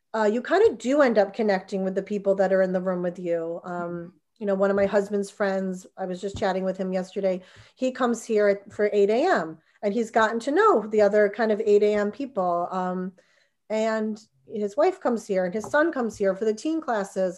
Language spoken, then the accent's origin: English; New Jersey, United States; moved away; I'm from New Jersey